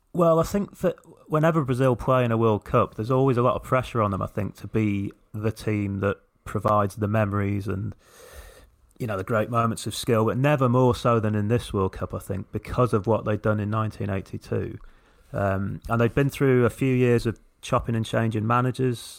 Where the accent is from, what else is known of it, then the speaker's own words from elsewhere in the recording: England, United Kingdom; as English people